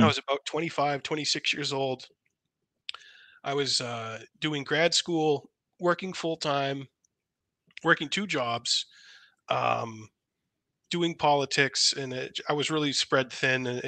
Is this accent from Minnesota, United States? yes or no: no; Massachusetts, United States; moved away; I'm from Massachusetts originally